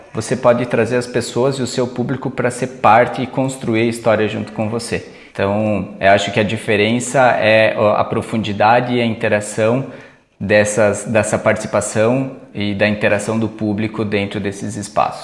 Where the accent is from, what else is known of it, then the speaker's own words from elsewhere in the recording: Brazil; a gente como brasileiro, com o nosso perfil assim